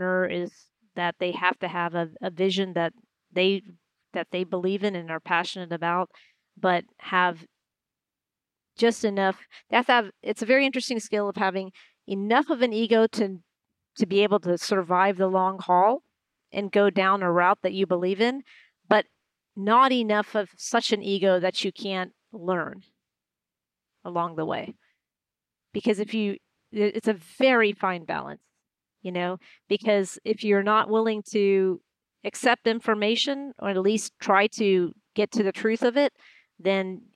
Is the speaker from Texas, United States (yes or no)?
yes; Houston, Texas, United States; moved away; when I was growing up in Houston